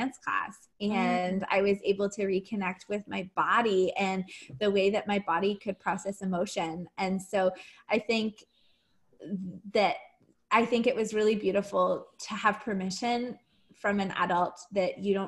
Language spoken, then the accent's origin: English; Ottawa, Ontario, Canada; growing up in Ottawa